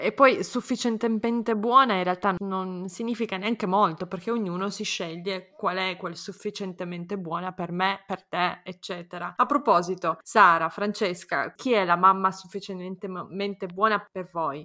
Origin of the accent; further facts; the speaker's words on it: Turin, Piedmont, Italy; now in Austria; io non vivo, non vivo in Italia, sono di Torino anch'io